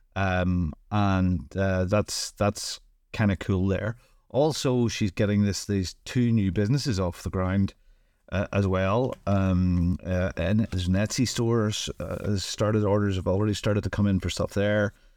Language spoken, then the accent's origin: English; Northern Ireland, United Kingdom; I'm from Northern Ireland